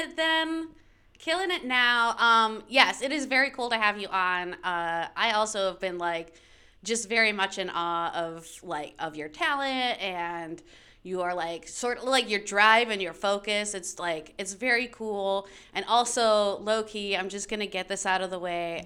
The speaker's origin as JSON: {"language": "English", "town": "Daytona Beach", "region": "Florida", "country": "United States", "tie": "born or raised there", "also_born_or_lived": "Michigan / Orlando", "moved": "as an adult", "said": "I identify as a Floridian. Uh, we moved there when I was twelve"}